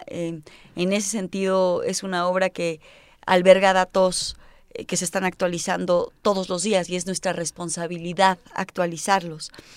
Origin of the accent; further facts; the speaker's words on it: Mexico; yo nací en México